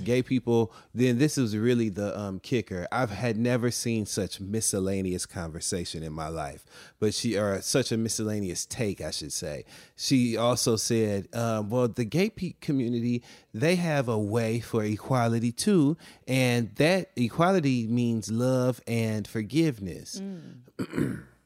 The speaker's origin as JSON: {"language": "English", "town": "Flint", "region": "Michigan", "country": "United States", "also_born_or_lived": "Detroit, Michigan", "said": "I am from Flint, Michigan, and I also lived in downtown Detroit for many years."}